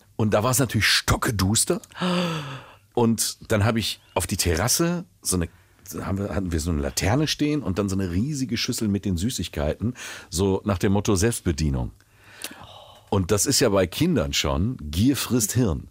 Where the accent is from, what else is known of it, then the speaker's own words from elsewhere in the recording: Willingen, Hesse, Germany; ich bin Waldecker. Das ist Landkreis Waldeck-Frankenberg.